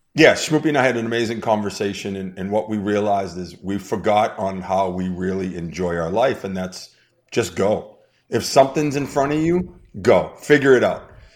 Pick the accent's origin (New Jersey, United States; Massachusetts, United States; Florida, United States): Massachusetts, United States; Boston; now in Las Vegas, United States; I'm from Boston